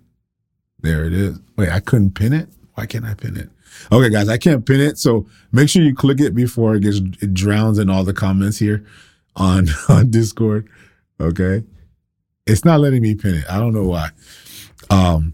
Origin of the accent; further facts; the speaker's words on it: Broward County, Florida, United States; moved away as an adult; now in Tampa, United States; I'm from Broward, but I don't live in Broward now.